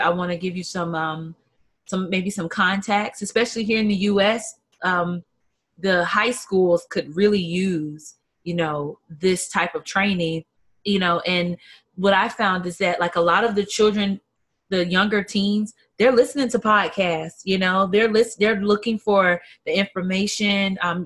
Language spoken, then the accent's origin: English; South Carolina, United States; I'm from South Carolina